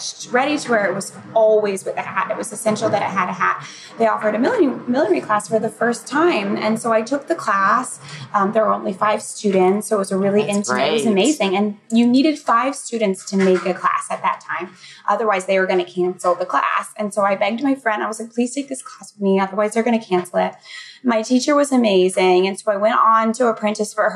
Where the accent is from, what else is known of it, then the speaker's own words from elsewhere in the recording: Central Florida, United States; moved away as an adult; now in New York, United States; I grew up in Central Florida in a small town outside of Tampa, in between Tampa and Orlando